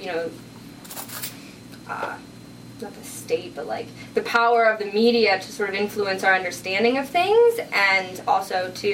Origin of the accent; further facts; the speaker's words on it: Canada; our Canadian identity